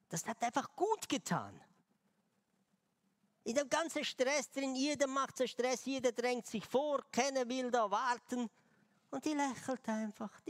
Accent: Switzerland; Aber ich dachte, als Schweizer bringe ich ihr eine Schweizer Tafel Schokolade.

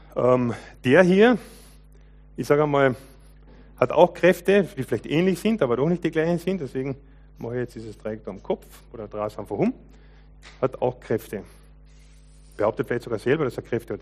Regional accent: Lower Carinthia, Austria; Ich bin ja als junger Mensch aufgewachsen im Kärntner Unterland, zweisprachiges Gebiet

